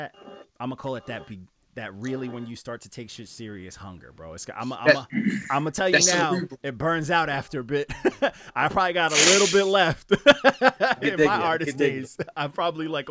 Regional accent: New York, United States; I grew up in New York.

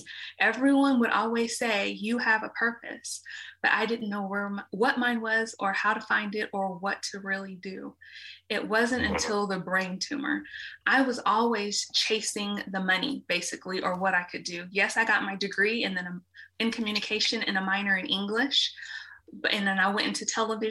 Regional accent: Dallas, Texas, United States; I was born and raised in Dallas

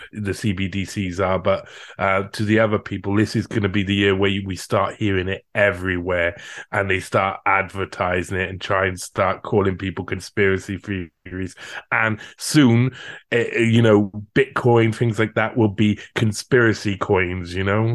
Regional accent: Cardiff, Wales, United Kingdom; first language English; moved away as an adult; also born or lived in France; now in Chile; I, I come from Cardiff. I come from the capital of Wales

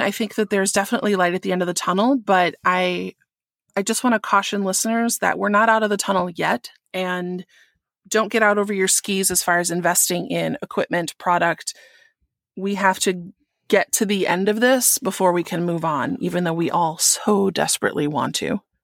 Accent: Wisconsin, United States; in Wisconsin, which is my home state

